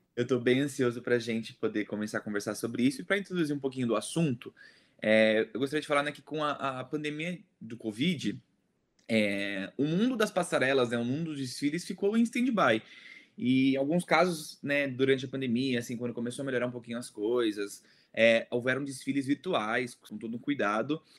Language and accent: Portuguese; Brazil; sou brasileiro